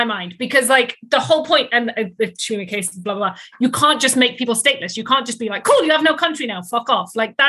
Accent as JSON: {"language": "English", "country": "United Kingdom", "tie": "born or raised there", "said": "I am British for clarification. I wish, I was born in Britain"}